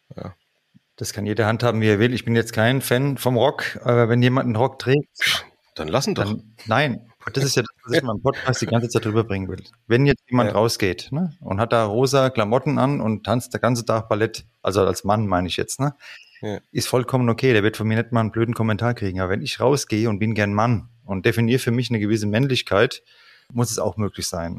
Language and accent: German; Frankfurt am Main, Hesse, Germany; das ist meine Heimat